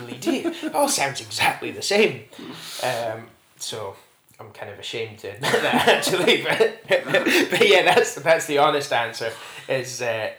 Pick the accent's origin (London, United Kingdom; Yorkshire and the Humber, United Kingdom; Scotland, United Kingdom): Scotland, United Kingdom; Strathcanaird, near Ullapool; Where I grew up in Strathcanyard, just north of Ullapool, was in a little crofting hamlet